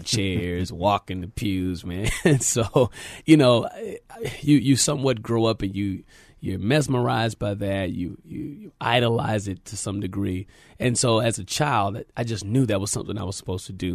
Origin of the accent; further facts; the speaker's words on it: San Antonio, Texas, United States; I'm a native of San Antonio, Texas, born and raised here